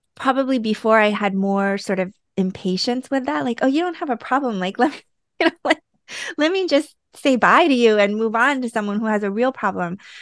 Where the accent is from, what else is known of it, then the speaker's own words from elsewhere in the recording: United States; I'm Korean American